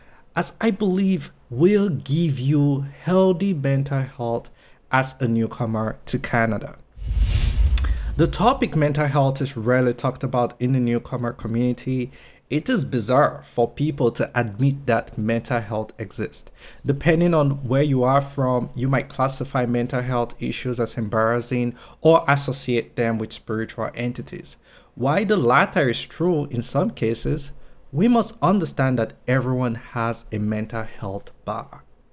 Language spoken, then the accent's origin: English; Nigeria; moved away as an adult; now in London, United Kingdom; When I moved from Nigeria to London, I was almost insulted at the idea that I have to do jobs like cleaning offices, toilets, and washing dishes.